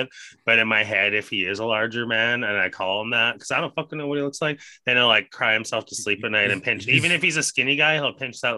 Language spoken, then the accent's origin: English; Canada; as a Canadian